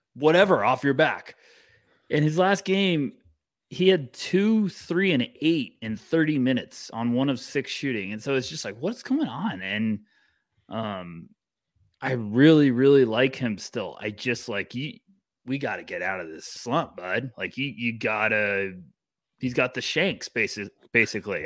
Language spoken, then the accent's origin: English; United States; I'm an American